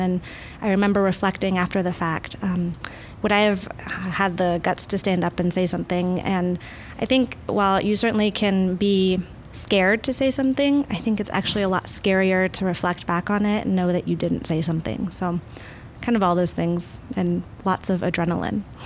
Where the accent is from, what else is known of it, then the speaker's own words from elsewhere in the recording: Midwest, United States; now in Oregon, United States; I'm from the Midwest